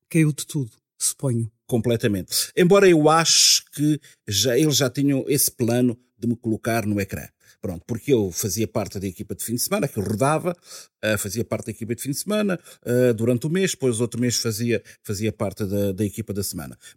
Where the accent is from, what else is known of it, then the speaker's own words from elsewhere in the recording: Guinea-Bissau; Eu sou da Guiné-Bissau.